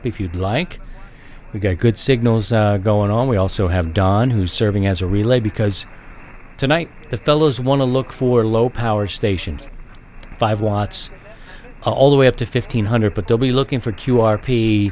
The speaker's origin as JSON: {"language": "English", "town": "Baltimore", "region": "Maryland", "country": "United States", "tie": "born or raised there", "moved": "yes", "lives_now": "Midwest, United States", "said": "it's different out here in the Midwest, where I live now. I grew up in Baltimore"}